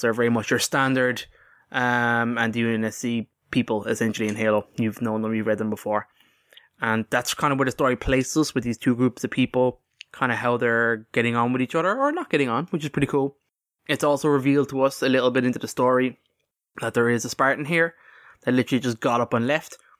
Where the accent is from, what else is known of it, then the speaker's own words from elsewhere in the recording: Ireland; we're Irish